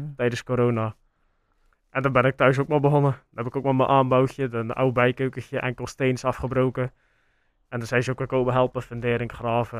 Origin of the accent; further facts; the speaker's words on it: Sluis, Zeeland, Netherlands; wij horen natuurlijk dat wij van Sluis zijn